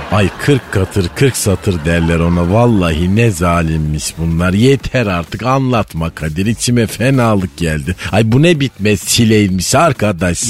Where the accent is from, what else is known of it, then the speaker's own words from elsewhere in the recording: Malatya, Turkey; bizim Malatya'da Cingöz Feridun abi vardı